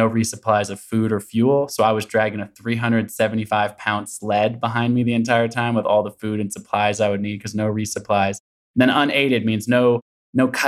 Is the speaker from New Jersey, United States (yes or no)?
no; Portland, Oregon, United States; also born or lived in Olympia, Washington; I grew up in Portland, Oregon, still in the Pacific Northwest